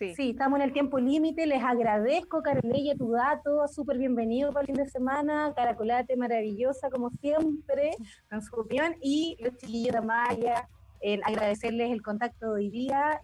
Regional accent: Maipú, Santiago Metropolitan Region, Chile; yo soy de Maipú

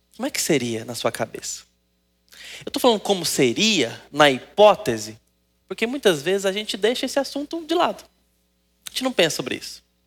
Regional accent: Brazil; nós Gostamos de futebol como brasileiros

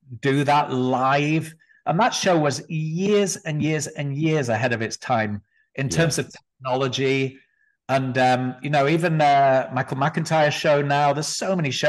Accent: Blackpool, North West England, United Kingdom; also born or lived in London / Los Angeles / Richmond; now in Las Vegas, United States; I grew up in Blackpool

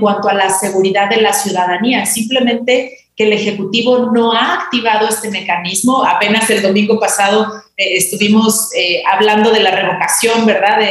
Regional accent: Mexico; como sociedad mexicana

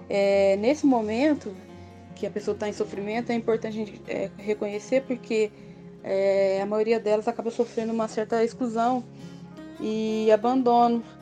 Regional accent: Varginha, Minas Gerais, Brazil; Eu sou de Varginha, então fico feliz de contribuir com o trabalho que vocês estão desenvolvendo na cidade de Varginha.

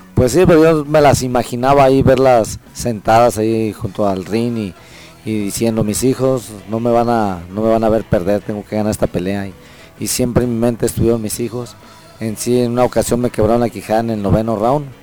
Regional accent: Mexico; los mexicanos somos guerreros

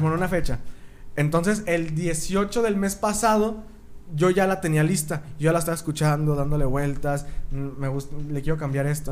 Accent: Torreón, Coahuila, Mexico; soy de Torreón

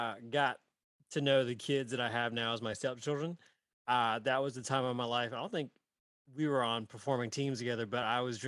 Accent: Greenville, South Carolina, United States; we are from Greenville, South Carolina

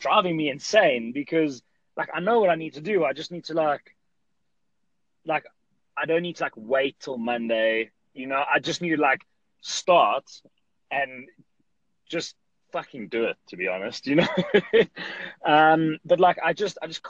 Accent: South Africa; I'm from South Africa, and I have a gym in South Africa here in Johannesburg

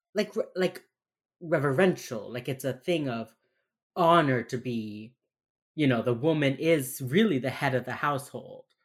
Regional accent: Miami, Florida, United States; accent: Miami; my fucking Miami accent

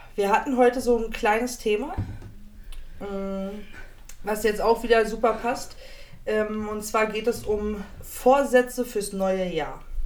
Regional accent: Berlin, Germany; aus dem wunderschönen Bezirk Neukölln

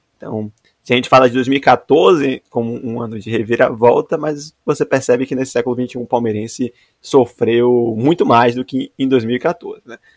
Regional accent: Salvador, Bahia, Brazil; como bom baiano, bom soteropolitano que sou

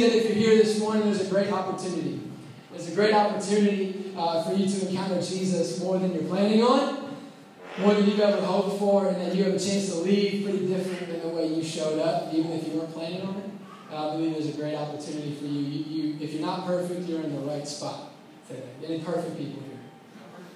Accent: Indianapolis, Indiana, United States; also born or lived in Waco, Texas; I'm originally from Indianapolis. I grew up in the Castleton area

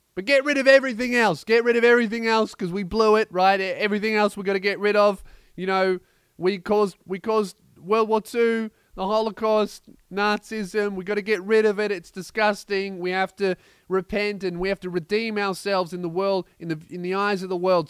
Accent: Melbourne, Victoria, Australia; in Melbourne, my hometown

